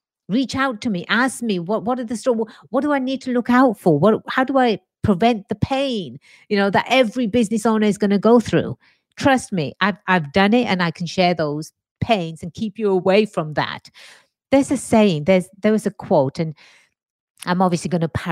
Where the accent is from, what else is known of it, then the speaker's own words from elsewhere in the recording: England, United Kingdom; moved away as an adult; now in United States; born and raised in England, migrated to the States about 23 years or so ago. America is my home now